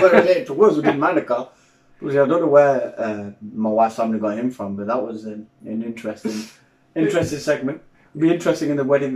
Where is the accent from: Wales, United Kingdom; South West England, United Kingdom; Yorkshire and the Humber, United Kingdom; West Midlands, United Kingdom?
Yorkshire and the Humber, United Kingdom; Sheffield; I'm from Sheffield.